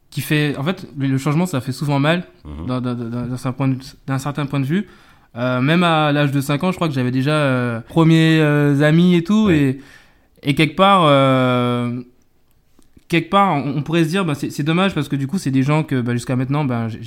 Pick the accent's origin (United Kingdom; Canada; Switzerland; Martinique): Martinique; moved away as an adult; also born or lived in Mayotte / Senegal; now in Paris, France; j'ai grandi en Martinique, donc mmh. forcément bah, je parle le créole.